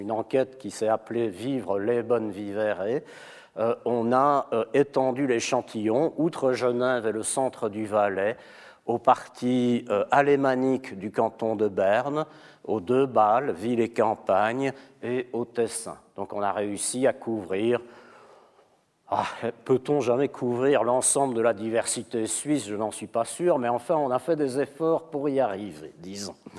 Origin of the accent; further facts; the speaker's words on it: Belgium; now in Switzerland; je suis belge